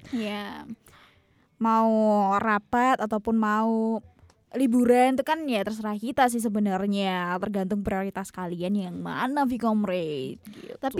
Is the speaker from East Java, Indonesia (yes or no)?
yes; Tulungagung, East Java, Indonesia; kota asalku di Tulungagung gitu. Jadi ya liburanku hanya sekitar Tulungagung aja soalnya.